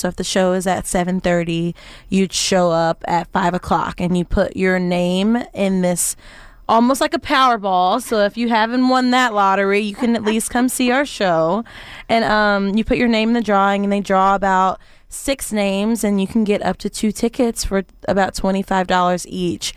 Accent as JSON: {"language": "English", "region": "Arkansas", "country": "United States", "tie": "born or raised there", "also_born_or_lived": "Memphis, Tennessee / Tennessee", "moved": "as an adult", "said": "born in Memphis, raised in Arkansas, went to school in Tennessee"}